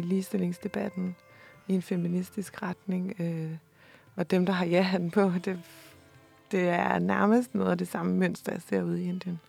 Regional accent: Denmark; her hjemme i Danmark

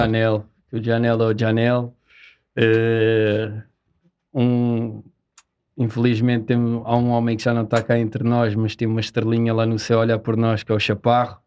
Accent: Seixal, Lisbon, Portugal; somos da Margem Sul, do Seixal.

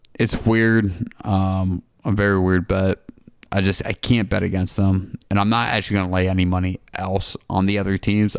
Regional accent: New York, United States; I'm from New York

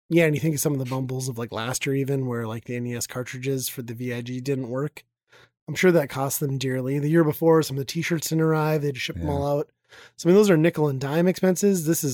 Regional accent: Midwest, United States; We're from the Midwest.

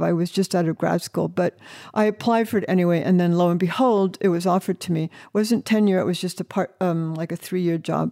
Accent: Northeast Ohio, United States; I grew up in the Forest of Ohio.

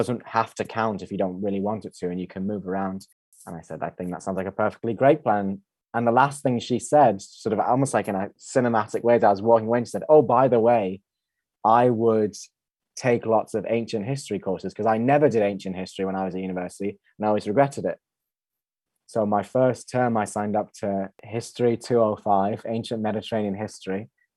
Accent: Regina, Saskatchewan, Canada; moved away; I went to high school in Saskatchewan, in Regina, Saskatchewan

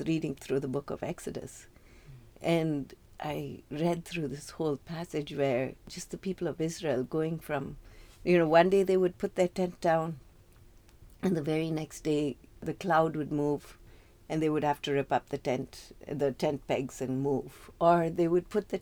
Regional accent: South India, India; moved away as an adult; now in United States; growing up in India, especially in the south of India

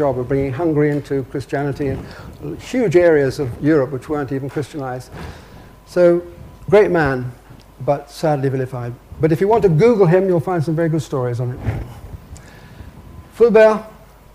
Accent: England, United Kingdom; I'm English

